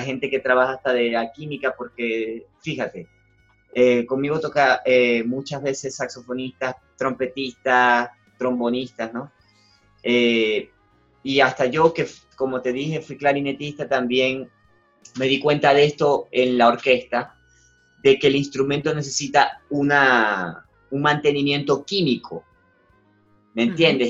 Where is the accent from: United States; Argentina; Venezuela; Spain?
Venezuela; Zulia; moved away; de allá, de, mi, estado, donde yo vivía, de mi región, del Zulia, que es la segunda ciudad más grande de Venezuela